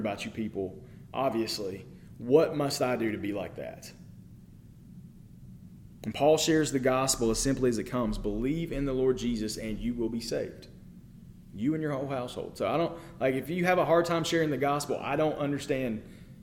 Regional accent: United States; as an American

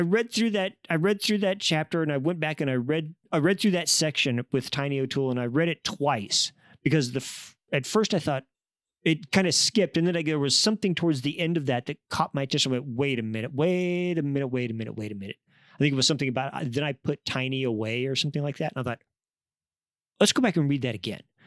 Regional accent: Kansas, United States; I grew up in Kansas among conservative, you know, religious women.

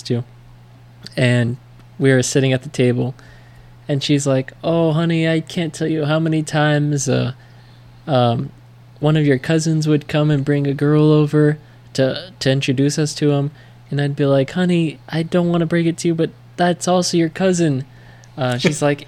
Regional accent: United States; accent: American; my American accent

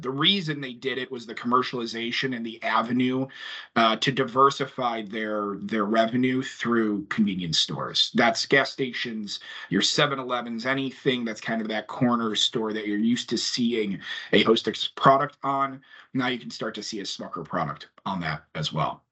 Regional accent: Chicago, Illinois, United States; being a Chicagoan

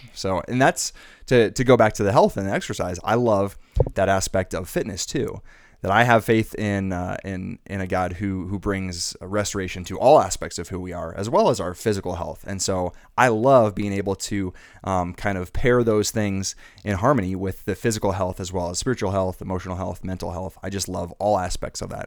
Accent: Arizona, United States; moved away as an adult; also born or lived in Irvine, California; I'm from Arizona

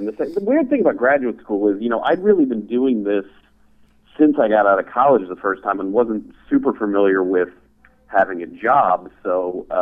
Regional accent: Zanesville, Ohio, United States; moved away as an adult; also born or lived in Cincinnati, Ohio; now in St. Louis, United States; I'm originally from Zanesville

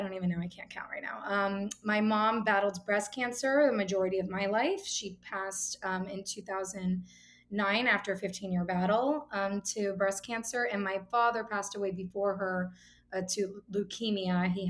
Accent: Miami, Florida, United States; moved away as an adult; also born or lived in New York; And I am originally from Miami, where I am now. I actually lived in New York for about 14 years and moved back with the rest of the Northeast to Miami in January.

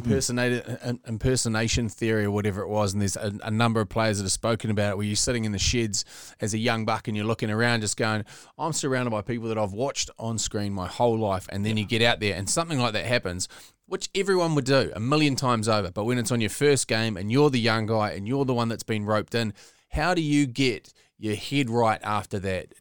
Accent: the Bay, Bay of Plenty, New Zealand; growing up in the Bay

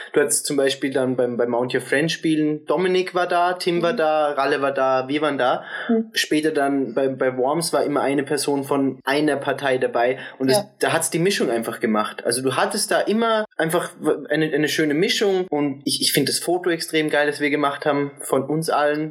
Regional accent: Austria; dass wir aus Österreich kommen

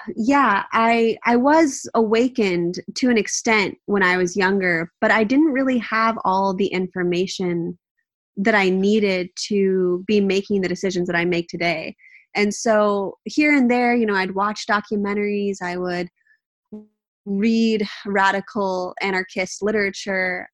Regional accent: Southern California, United States; also born or lived in Manhattan; now in Northern California, United States; It's where I grew up. I grew up in Southern California

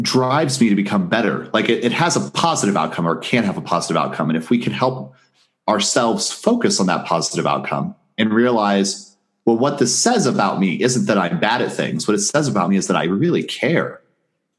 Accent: Southwest Missouri, United States; I'm this kid from Southwest Missouri

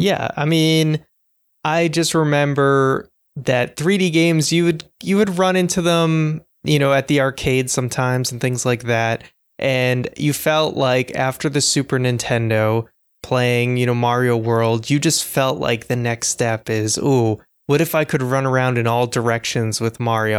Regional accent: Boston, Massachusetts, United States; I'm from Boston

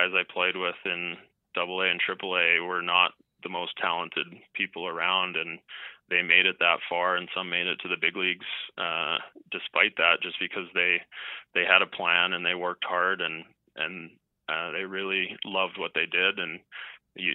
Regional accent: Canada; kind of what I thought growing up is that even though you're growing up in Canada and if you're playing baseball or really any sport, you really can take it as far as you want

